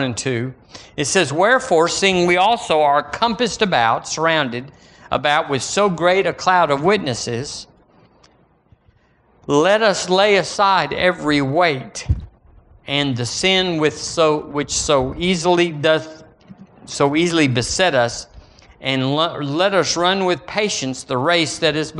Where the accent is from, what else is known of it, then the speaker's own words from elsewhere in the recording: United States; Thank God I'm an American.